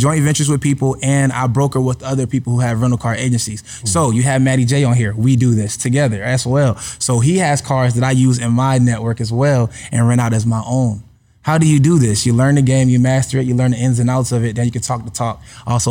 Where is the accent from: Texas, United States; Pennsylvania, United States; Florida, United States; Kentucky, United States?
Pennsylvania, United States; Philadelphia; now in Atlanta, United States; I'm a regular dude. I'm from Philly.